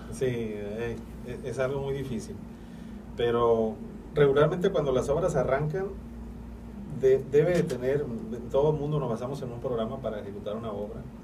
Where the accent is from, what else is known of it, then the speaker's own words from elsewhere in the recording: northern Mexico, Mexico; yo soy del norte de la República